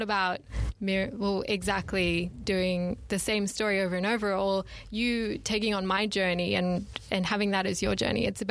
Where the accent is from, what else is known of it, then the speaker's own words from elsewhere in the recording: Sydney, New South Wales, Australia; I'm from Sydney. And studied in Sydney, so I'm not an international student